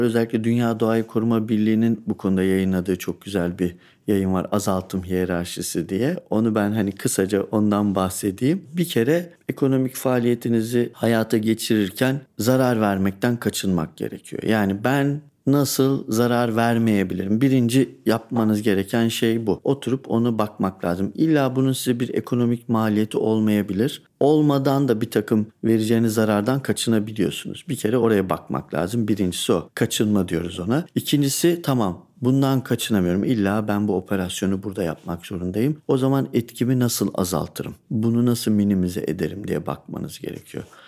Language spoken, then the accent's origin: Turkish; Turkey; Memleketimize baktığınızda dağlık, e, dağlar, ovalar bu topografik çeşitlilik çok yüksek.